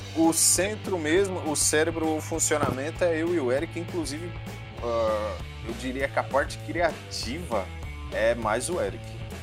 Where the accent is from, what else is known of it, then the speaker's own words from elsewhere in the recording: São Paulo, Brazil; eu sempre fui aqui de São Paulo. Então um pedaço da infância a gente cresceu junto